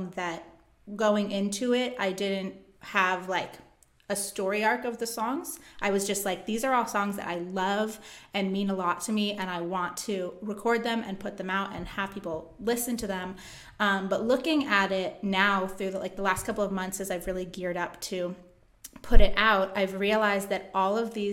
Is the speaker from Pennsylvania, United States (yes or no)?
yes; Philadelphia, Pennsylvania, United States; as a kid growing up around Philly